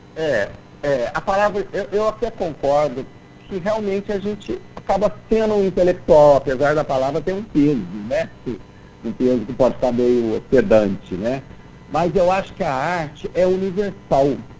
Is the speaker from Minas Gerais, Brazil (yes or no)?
yes; Lavras, Minas Gerais, Brazil; moved away as an adult; now in Belo Horizonte, Brazil; eu nasci em Lavras, que é interior de Minas